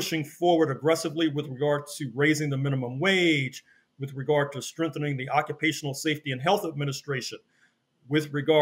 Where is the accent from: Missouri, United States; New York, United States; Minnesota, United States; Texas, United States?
Missouri, United States; St. Louis; from St. Louis, my hometown